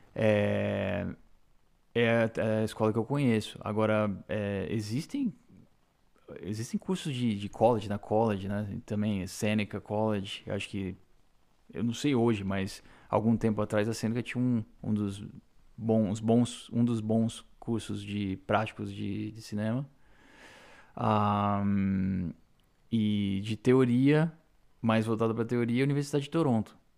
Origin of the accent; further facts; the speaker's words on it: Brazil; now in Canada; Eu nunca vou deixar de ser brasileiro, nasci no Brasil e a minha essência ainda é brasileira